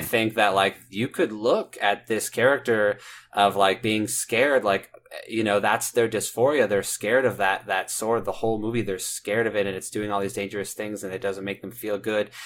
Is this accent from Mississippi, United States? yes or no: no; Indiana, United States; I'm from Nowheresville, Indiana